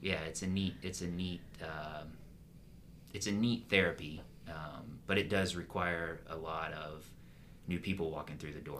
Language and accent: English; Pensacola, Florida, United States; now in Jacksonville, United States; I grew up outside of Pensacola